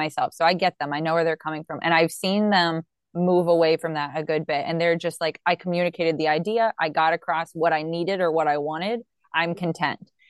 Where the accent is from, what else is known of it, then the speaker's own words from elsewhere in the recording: United States; as an American